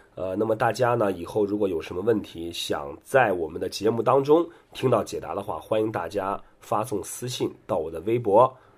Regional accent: Qingdao, Shandong, China; 我作为一个青岛人

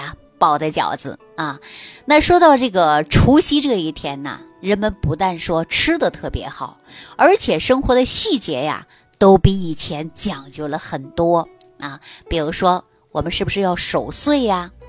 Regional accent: China; 我们中国人呐都有这样的一个习俗啊，

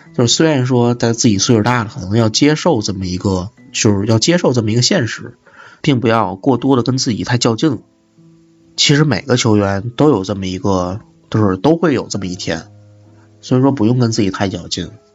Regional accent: Tianjin, China; moved away as an adult; now in Beijing, China; 我作为田径人可能会，天津会比较方便一点儿

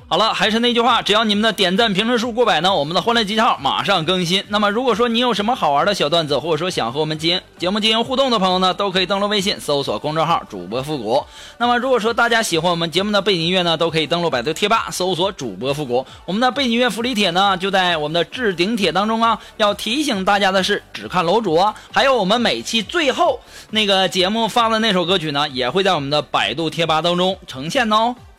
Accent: China; 我们中国人

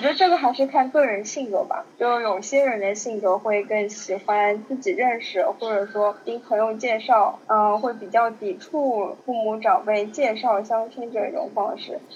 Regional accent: Shanghai, China; 然后觉得自己生活在上海

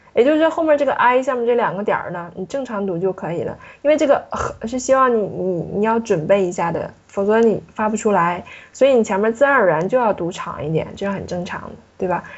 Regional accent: China; 尤其对我们中国人来说是比较有难度的。

